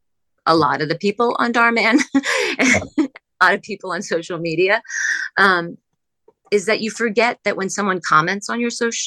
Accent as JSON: {"language": "English", "region": "Pennsylvania", "country": "United States", "said": "We're both from the East Coast. We're both from outside Philadelphia."}